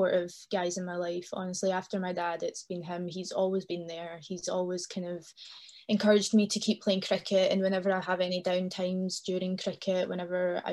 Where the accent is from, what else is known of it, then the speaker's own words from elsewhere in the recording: Glasgow, Scotland, United Kingdom; I was born and raised in Glasgow. I lived here all my life.